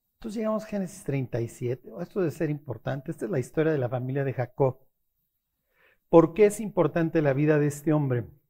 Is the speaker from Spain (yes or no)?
no; Mexico; also born or lived in Tlalnepantla; Somos más mexicanos que el mole aquí en Tlanepantla